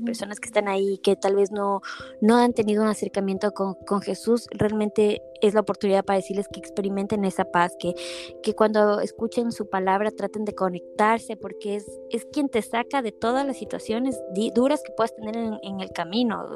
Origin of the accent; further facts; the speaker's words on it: Ecuador; moved away as an adult; crecí siendo publicista en Ecuador